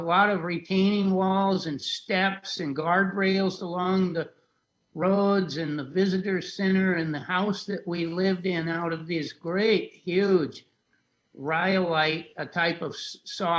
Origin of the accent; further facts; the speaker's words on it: southeastern Arizona, United States; it was in the very southeastern corner of Arizona on the desert. I grew up quite poor